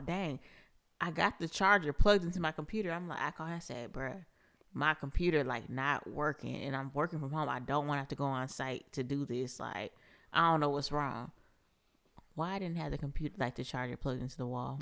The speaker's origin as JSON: {"language": "English", "town": "Seattle", "region": "Washington", "country": "United States", "moved": "yes", "lives_now": "Huntsville, United States", "said": "I'm from Seattle"}